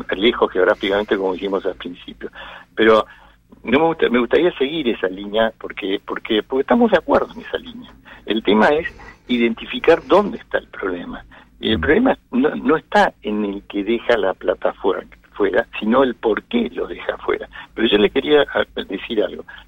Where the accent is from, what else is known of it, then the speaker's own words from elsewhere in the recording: Argentina; me gusta vivir en mi país, tengo mis hijos, mis nietos, y, quiero seguir viviendo acá.